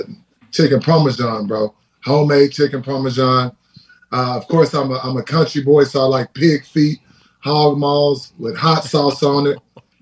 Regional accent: Texas, United States; moved away as an adult; also born or lived in Austin, Texas / Green Bay, Wisconsin; I'm from Dalbaugh, Texas, bro. It's south of 59, close to Houston, Texas. And that's where I was born and raised by my grandmother, man.

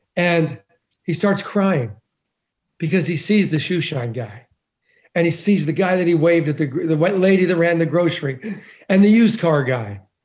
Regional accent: Boulder, Colorado, United States; We grew up in Boulder, Colorado.

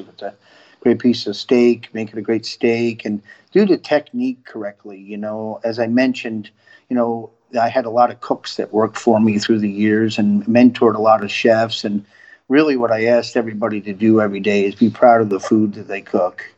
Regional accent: upstate New York, United States; now in Florida, United States; I grew up uh, in upstate New York

